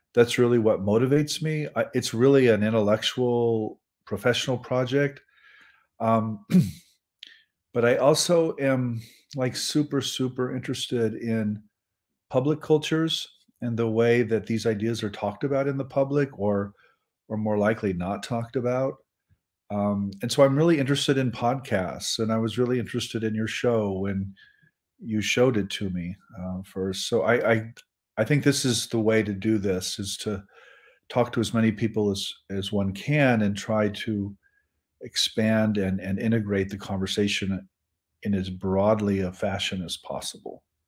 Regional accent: Nebraska, United States; I'm from Nebraska

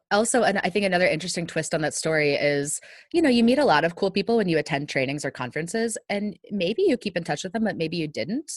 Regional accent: northern Virginia, United States; moved away; because I grew up in Virginia, I can get a little bit of a southern drawl, not much, right. not not like somebody who's actually from the south since I'm from northern Virginia

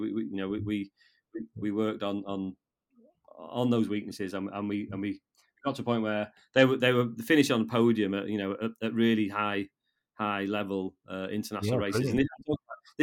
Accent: Llanberis, Wales, United Kingdom; I'm a Welsh, I'm a fluent Welsh speaker. I was educated in Welsh in Llanberis.

